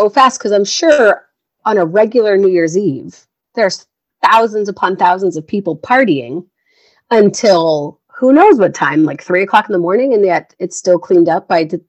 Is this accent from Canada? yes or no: yes; East Coast of Canada, Atlantic Canada, Canada; moved away; as a Canadian, it's always been a thing. And I grew up on the East Coast before moving to the West Coast.